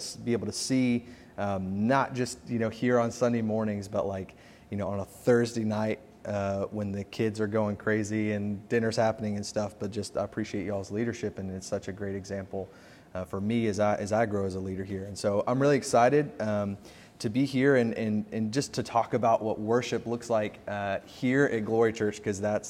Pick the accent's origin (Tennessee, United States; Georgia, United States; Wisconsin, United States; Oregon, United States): Tennessee, United States; Memphis; now in Kansas City, United States; I was born and raised in Memphis, Tennessee